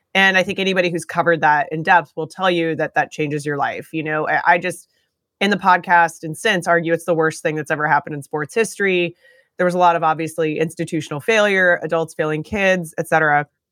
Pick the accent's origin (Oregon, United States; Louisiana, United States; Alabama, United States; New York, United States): Oregon, United States; Eugene; I grew up in Eugene, Oregon